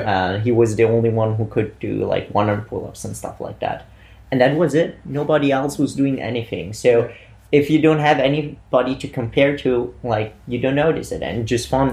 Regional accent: Bolzano, Trentino-Alto Adige, Italy; moved away as an adult; now in Vienna, Austria; I'm actually from Italy, originating from uh, Bolzano

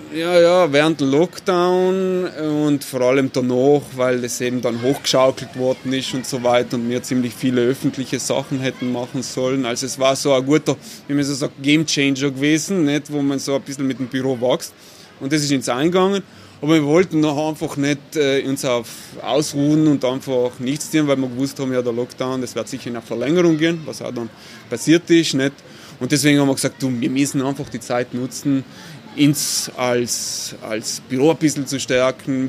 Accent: Bolzano, Trentino-Alto Adige, Italy; bin ein gebürtiger Bozner, eigentlich ein Shangayalo, wie man so schön sagt, weil ich komme aus der Peripherie von Bozen

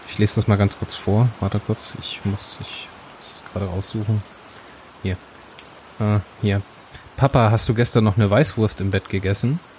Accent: Hamburg, Germany; Ich bin ein waschechter Hamburger

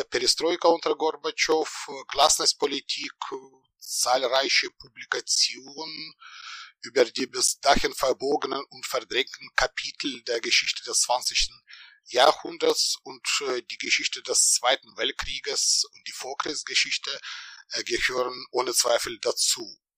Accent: Ukraine; ich bin in der Ukraine geboren und aufgewachsen oder wenn wir zeithistorisch korrekt bleiben, in der Sowjetunion, in der noch Sowjetunion.

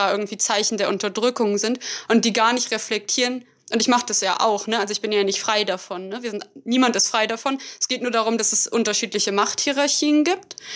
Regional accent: Berlin, Germany; ich bezeichne mich immer als Berlinerin und ich glaube auch mal die, an Anführungszeichen, deutsche Seite in meiner Familie.

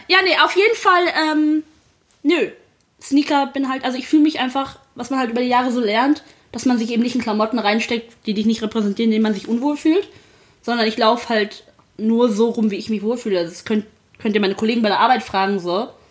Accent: Sri Lanka; ich bin gebürtig aus Sri Lanka

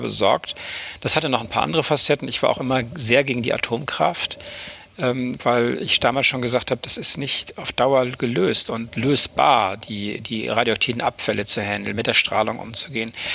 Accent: Oldenburg, Lower Saxony, Germany; moved away as an adult; also born or lived in Bremen / East Frisia; now in Hamburg, Germany; Ich bin geboren in Bremen, also einer anderen Hansestadt, dort ähm, aber nur kurz äh, auch eingeschult worden und dann bin ich aufgewachsen in einer kleineren Stadt in Niedersachsen in Oldenburg

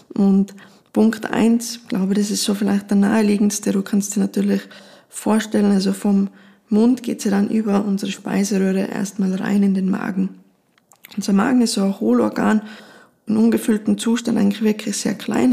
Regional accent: Austria; bei uns in Österreich

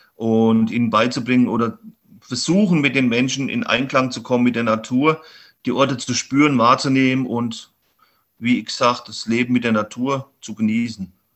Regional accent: Hermannsfeld, Thuringia, Germany; mein Heimatort in Hermannsfeld, das ist so ein kleiner Ort, wo ich herkomme

